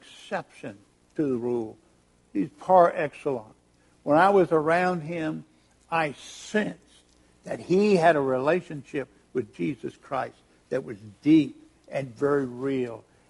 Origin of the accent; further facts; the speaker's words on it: Richmond, Virginia, United States; took me to Emmanuel Baptist Church in Richmond, Virginia, my hometown